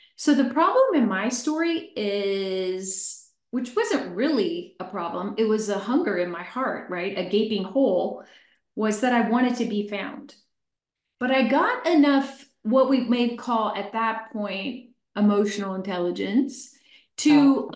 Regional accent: Chester, Pennsylvania, United States; I was born in Chester, Pennsylvania about 63 years ago. I was raised by an alcoholic mother

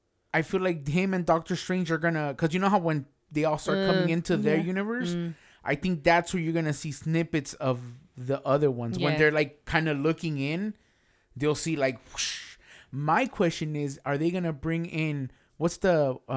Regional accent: United Kingdom; I want to try the British. I'm British.

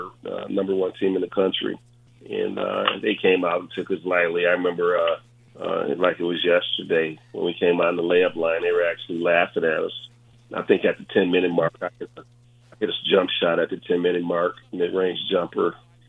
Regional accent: Saginaw, Michigan, United States; In the neighborhoods in which we grew up in Saginaw, it was very tough and rough.

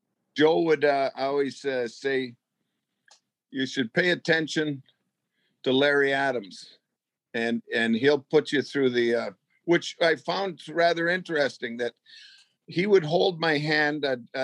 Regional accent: Edmonton, Alberta, Canada; born or raised there

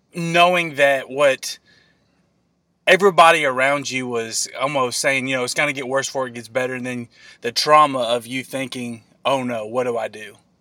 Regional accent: Illinois, United States; we're both from Illinois

